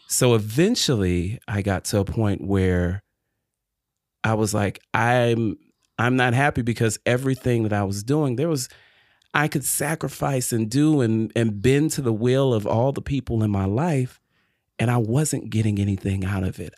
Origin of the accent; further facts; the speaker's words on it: Detroit, Michigan, United States; also born or lived in Illinois / Chapel Hill, North Carolina; now in North Carolina, United States; grew up and born and raised in Detroit, Michigan